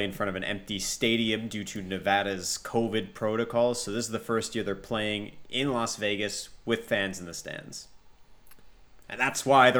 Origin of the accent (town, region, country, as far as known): Montreal, Quebec, Canada